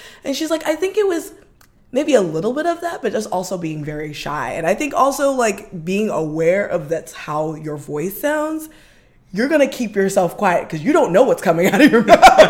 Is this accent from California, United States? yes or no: yes; Los Angeles, California, United States; So, yes, I was raised in South Central